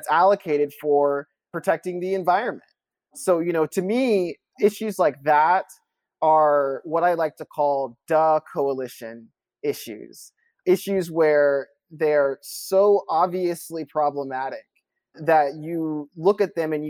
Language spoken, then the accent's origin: English; Kentucky, United States; growing up in Kentucky